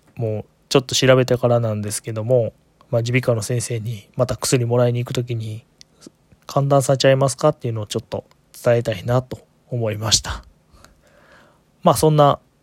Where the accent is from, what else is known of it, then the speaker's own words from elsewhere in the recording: Kyoto, Japan; 生まれも育ちも京都